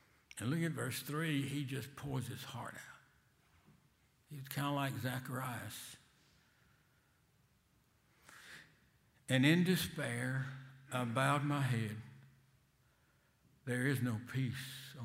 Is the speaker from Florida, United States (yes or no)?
no; Selma, Alabama, United States; accent: Selma language; I was raised in Selma, and I never get rid of my Selma language, especially in Boston